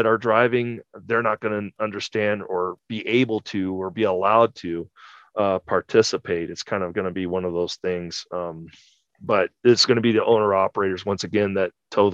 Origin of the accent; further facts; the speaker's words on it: California, United States; my home state of California